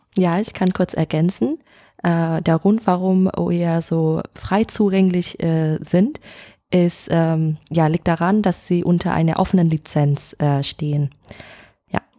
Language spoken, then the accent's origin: German; Hanoi, Vietnam; German is a second language; moved away as an adult; now in Hamburg, Germany; ich komme aus Vietnam, aus Hanoi. Und nach dem Abitur in Vietnam äh, bin ich nach Deutschland fürs Studium gegangen